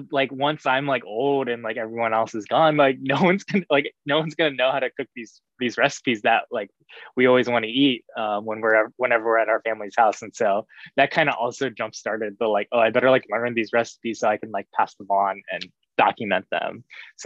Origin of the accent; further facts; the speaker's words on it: Cincinnati, Ohio, United States; also born or lived in Texas; I grew up in Cincinnati